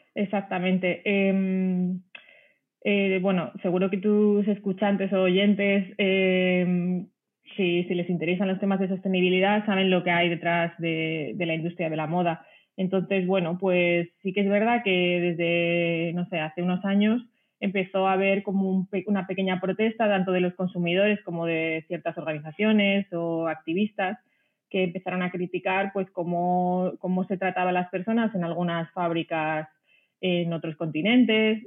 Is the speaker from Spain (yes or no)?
yes; a small village in Ciudad Real, Castilla-La Mancha, Spain; moved away as an adult; also born or lived in France / Italy / Netherlands / Madrid; soy de un pueblecito pequeño de Ciudad Real, eh, aquí en España